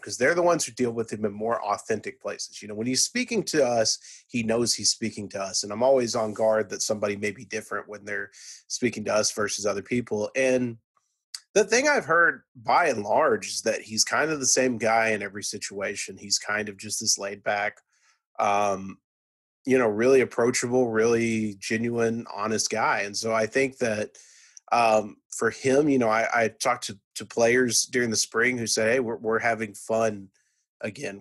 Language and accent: English; Irving, Texas, United States; I'm from Irving, Texas